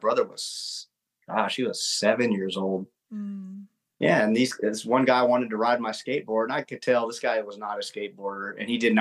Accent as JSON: {"language": "English", "town": "Augusta", "region": "Georgia", "country": "United States", "tie": "born or raised there", "said": "I grew up in South Augusta here"}